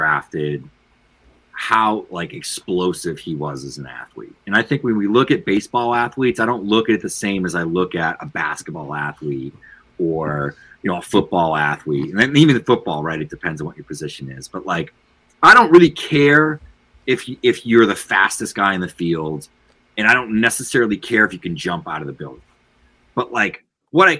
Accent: Boston, Massachusetts, United States; I'm from Boston, and I grew up a Red Sox

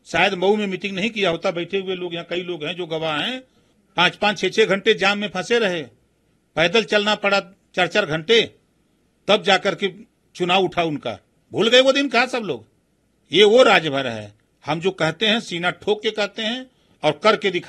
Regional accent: Varanasi, Uttar Pradesh, India; हम जहां से आते हैं बनारस जीतेंगे कहा सौ परसेंट हारेंगे

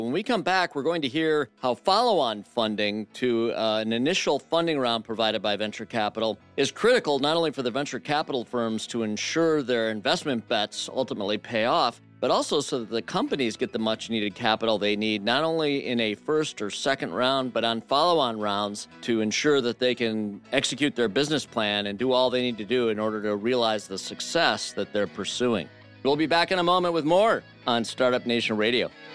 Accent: Flint, Michigan, United States; I'm from Flint, Michigan

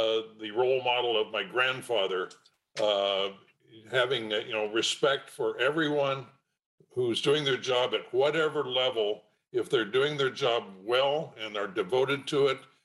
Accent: Portland, Oregon, United States; also born or lived in Bandon, Oregon; I was privileged to grow up in Portland, Oregon

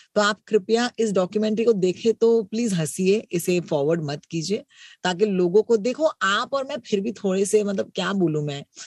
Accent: Mumbai, Maharashtra, India; ये तो मेरी मुंबई है ये तो मेरा अपना शहर है

